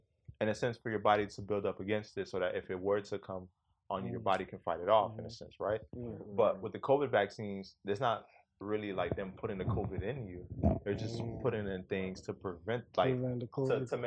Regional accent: United States; I was born in America.

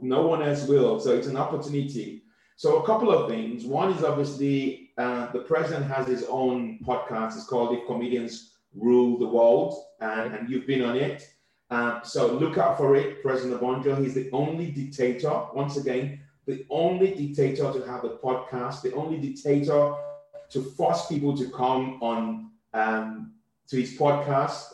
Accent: Southwest Nigeria, Nigeria; now in United Kingdom; I come from the Yoruba tribe.

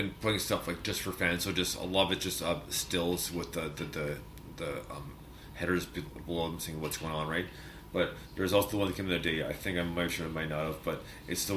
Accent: Canada; I'm Canadian

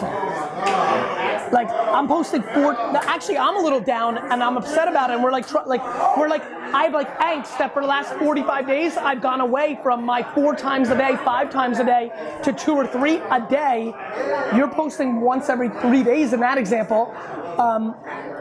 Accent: Edison, New Jersey, United States; I grew up in Edison, New Jersey

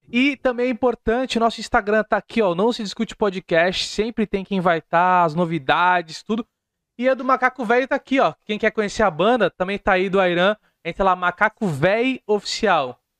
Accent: Santos, São Paulo, Brazil; É, eu sou de Santos. A gente usa muito

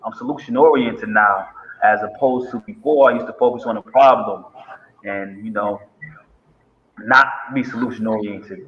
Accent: Middletown, Connecticut, United States; also born or lived in Hartford, Connecticut; I grew up from Middletown, Connecticut. Um, I was born in Hartford.

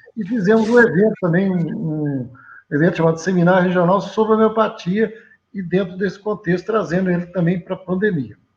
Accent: Leopoldina, Minas Gerais, Brazil; Eu sou natural de Leopoldina

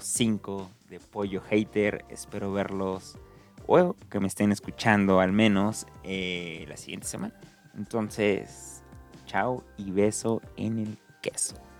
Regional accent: Mexico

